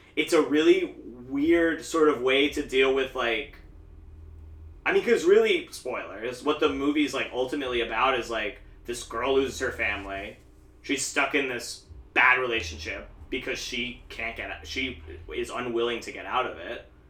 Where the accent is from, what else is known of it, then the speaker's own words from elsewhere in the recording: Williamsport, Pennsylvania, United States; my hometown of Williamsport